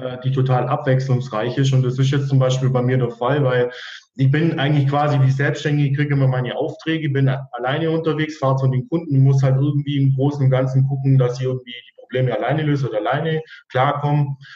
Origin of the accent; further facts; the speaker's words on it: Weiler im Allgäu, Bavaria, Germany; moved away as an adult; also born or lived in Ravensburg; Also geboren bin ich in Weiler im Allgäu, bin auch da in der Region äh, zur Schule gegangen